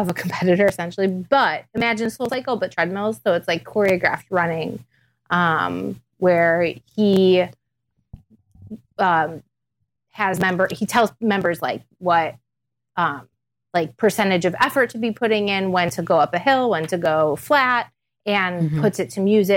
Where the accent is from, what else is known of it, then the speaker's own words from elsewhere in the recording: Cleveland, Ohio, United States; now in Chicago, United States; I'm originally from Cleveland, Ohio, but I've been living in Chicago for, 16 years now